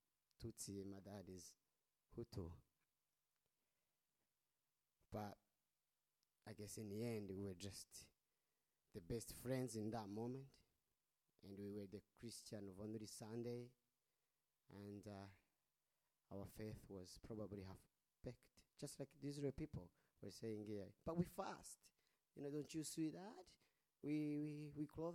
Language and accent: English; Rwanda; English is a second language; moved away as an adult; now in Australia; coming from Rwanda, you know, every time I say I'm from Rwanda